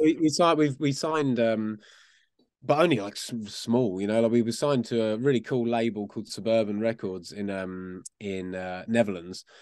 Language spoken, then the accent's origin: English; Essex, East of England, United Kingdom; We were actually from out, just outside of London in a place called Essex